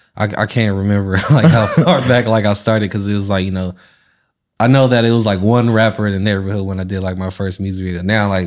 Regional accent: San Francisco, California, United States; I was born in the Bayview, and then like when I turned like 7, 8, I moved into Diamond Heights.

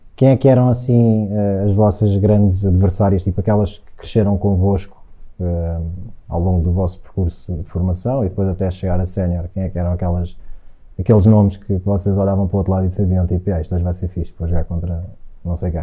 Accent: Algés, Lisbon, Portugal; muitos miúdos do Algés, que era, foi onde eu cresci

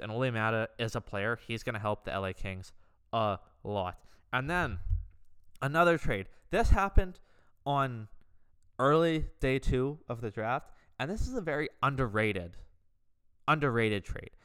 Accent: Canada; also born or lived in just outside Vancouver; I am Canadian.

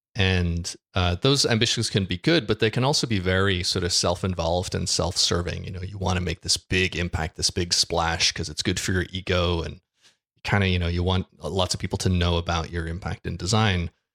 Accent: Ireland; I am an Irishman. I live in Ireland

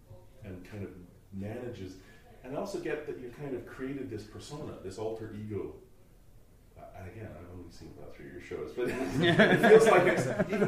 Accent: Scotland, United Kingdom; moved away; I'm Scottish

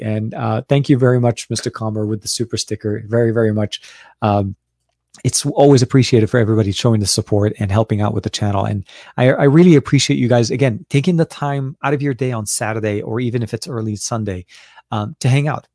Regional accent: Lebanon; now in United States; I was born and raised in Lebanon till before I came to the U S.

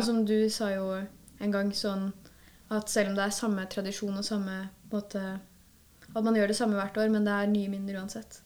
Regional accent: Kløfta, Akershus, Norway; Jeg er fra Kløfta, så jeg er herifra

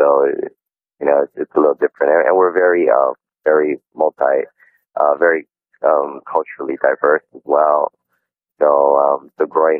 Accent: Honolulu, Hawaii, United States; I was born and raised right here in Honolulu, Hawaii. And, growing up, I was I was always surrounded by traditional Hawaiian music

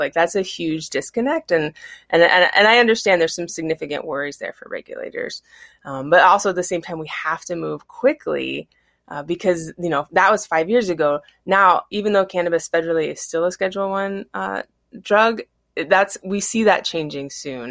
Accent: Battle Ground, Washington, United States; I grew up in Battleground

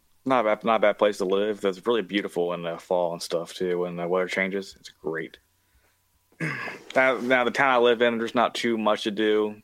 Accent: West Virginia, United States; I am from West Virginia.

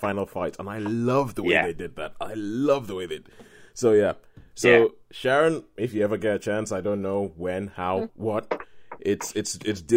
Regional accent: Nigeria; As a Nigerian and as a Christian

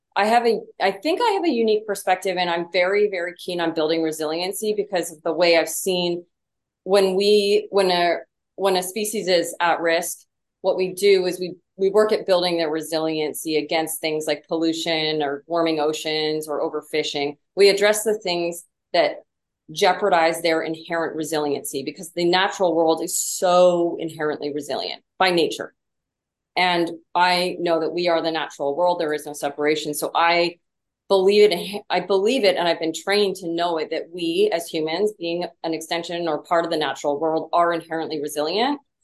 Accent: Vancouver Island, British Columbia, Canada; now in San Diego, United States; I grew up in uh, what I'm convinced is the most beautiful part of the world. I'm from Vancouver Island, so the very, uh, very west coast of British Columbia

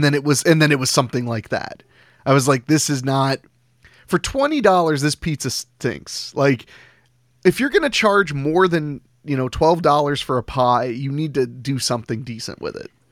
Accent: Ohio, United States; I'm from Ohio

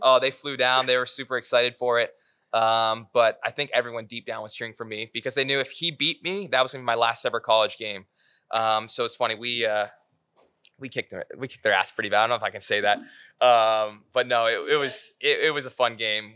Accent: Aurora, Ontario, Canada; Connor McDavid grew up five minutes from from my hometown.

